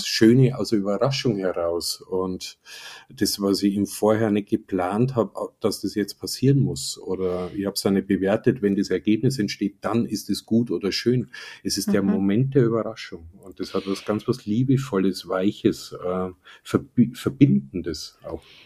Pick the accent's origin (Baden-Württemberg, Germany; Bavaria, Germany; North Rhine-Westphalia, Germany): Bavaria, Germany; Upper Palatinate; ich komme ja selber aus der Oberpfalz